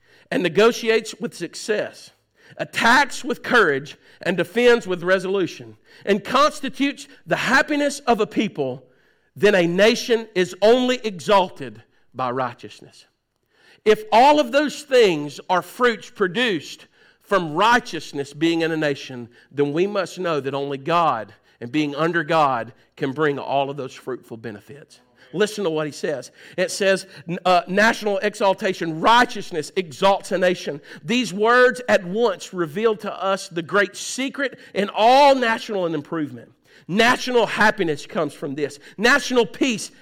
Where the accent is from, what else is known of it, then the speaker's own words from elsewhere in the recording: United States; we in the United States